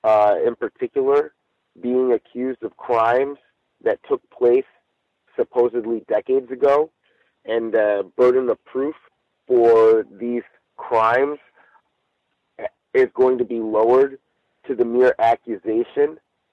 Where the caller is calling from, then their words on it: Chino, California, United States; I'm calling in from Chino, California.